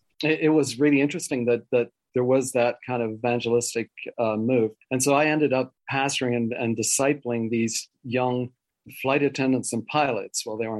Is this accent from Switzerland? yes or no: yes; Switzerland; born there; also born or lived in Wales; I was born in Switzerland of missionary parents, went to boarding school in Wales for 9 years.